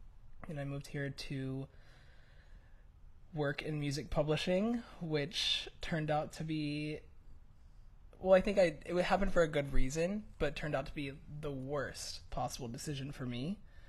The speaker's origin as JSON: {"language": "English", "town": "Charlotte", "region": "North Carolina", "country": "United States", "also_born_or_lived": "Nashville", "said": "All right, well, I'm from Charlotte, North Carolina, but I kind of moved all over the place."}